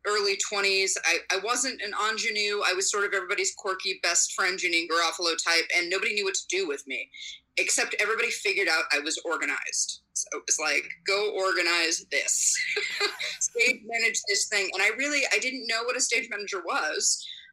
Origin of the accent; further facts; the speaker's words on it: Bay Area, California, United States; also born or lived in Reno, Nevada / New York; now in Las Vegas, United States; I was born in Reno, Nevada, and I grew up in the Bay Area in California